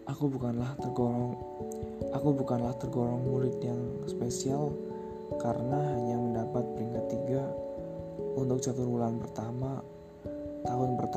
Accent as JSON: {"language": "Indonesian", "town": "Banyumas", "region": "Central Java", "country": "Indonesia", "tie": "born or raised there", "also_born_or_lived": "Wonogiri", "said": "Aku menjalani hari-hari di masa kecil di tempat kelahiranku sendiri di Kabupaten Banyumas, Jawa Tengah."}